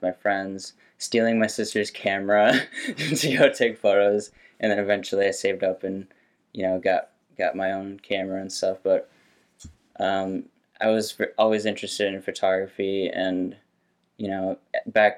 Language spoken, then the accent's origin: English; St. Paul, Minnesota, United States; I grew up in St. Paul, Minnesota